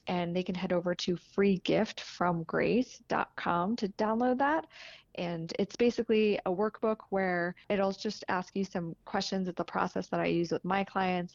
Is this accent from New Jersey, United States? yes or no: yes; northern New Jersey, United States; now in Denver, United States; I'm from New Jersey, so, and my sister lives right near the beach, but northern New Jersey